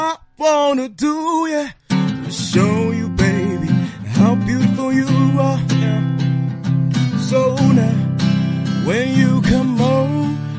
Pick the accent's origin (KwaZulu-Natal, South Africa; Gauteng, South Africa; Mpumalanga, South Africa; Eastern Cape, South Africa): Mpumalanga, South Africa; Nelspruit; now in Johannesburg, South Africa; I'm from Nelspruit in Mpumalanga.